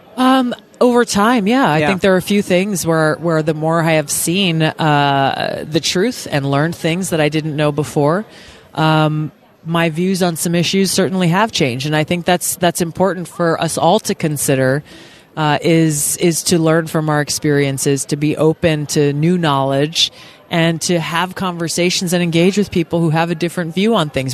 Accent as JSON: {"language": "English", "region": "Hawaii", "country": "United States", "said": "my home state of Hawaii"}